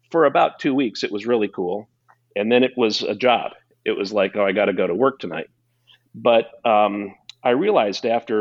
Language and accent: English; Quincy, Illinois, United States; I was born and raised in Quincy, Illinois